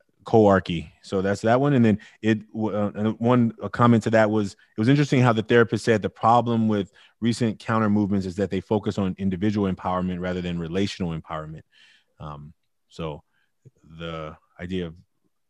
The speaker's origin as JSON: {"language": "English", "town": "Oakland", "region": "California", "country": "United States", "tie": "born or raised there", "also_born_or_lived": "India", "said": "I grew up in Oakland"}